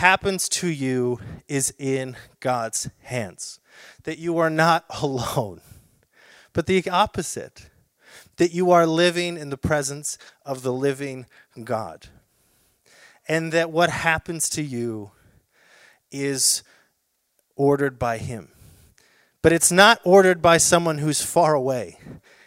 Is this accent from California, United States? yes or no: yes; South Orange County, California, United States; I grew up in South Orange County